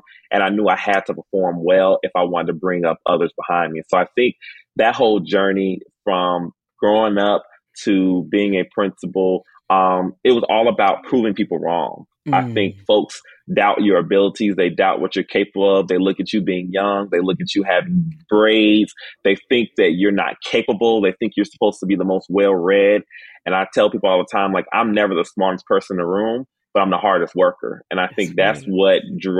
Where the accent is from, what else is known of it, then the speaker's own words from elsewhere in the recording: Miami, Florida, United States; moved away as an adult; I was originally born and raised in Miami, Florida